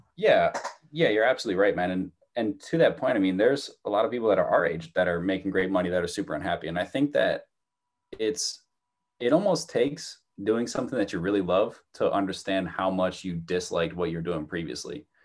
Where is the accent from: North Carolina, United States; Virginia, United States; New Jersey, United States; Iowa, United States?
New Jersey, United States; moved away as an adult; now in Malden, United States; when I was growing up in New Jersey